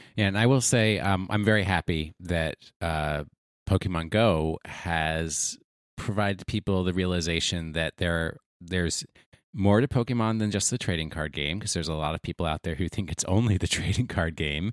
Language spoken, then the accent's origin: English; United States; I pronounce it as an American would